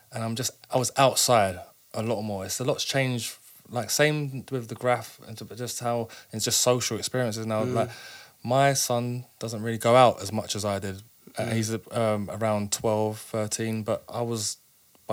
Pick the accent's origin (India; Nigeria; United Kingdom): United Kingdom; London; I grew up in Clapham Junction